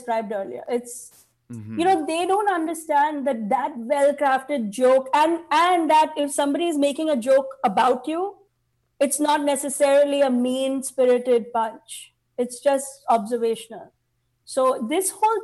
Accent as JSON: {"language": "English", "country": "India", "moved": "yes", "lives_now": "United States", "said": "I'm Indian."}